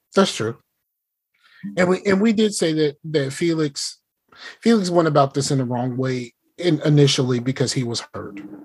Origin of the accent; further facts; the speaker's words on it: the South, United States; I'm from the South